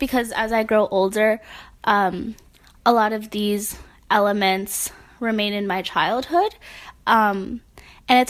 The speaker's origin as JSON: {"language": "English", "country": "United States", "tie": "born or raised there", "first_language": "Spanish", "second_language": "English", "said": "growing up in the United States"}